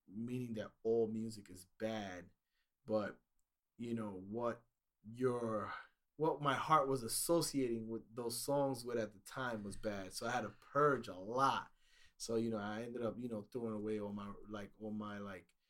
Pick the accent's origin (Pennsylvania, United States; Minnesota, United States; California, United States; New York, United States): New York, United States; New York City; growing up in New York City